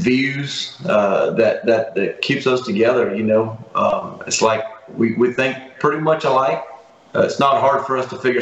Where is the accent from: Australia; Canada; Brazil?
Brazil; moved away as an adult; also born or lived in Italy (ancestry); now in United States; I'm a Brazilian-born kid. You know, I was born in Brazil